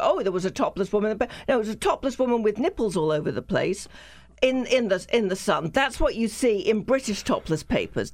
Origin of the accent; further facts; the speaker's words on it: the South, United States; accent: southern; I'm an American